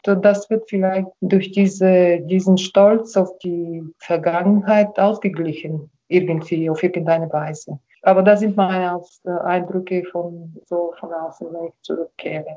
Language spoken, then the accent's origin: German; Karlovo, Plovdiv Province, Bulgaria; meine Heimatstadt, sondern weil es wirklich einen besonderen Spirit hier gibt